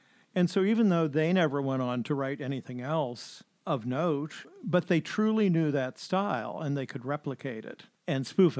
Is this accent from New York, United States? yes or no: no; Ohio, United States; moved away; I was from Ohio